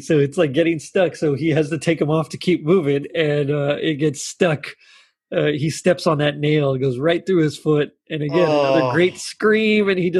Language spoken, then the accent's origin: English; the South, United States; We're from the South.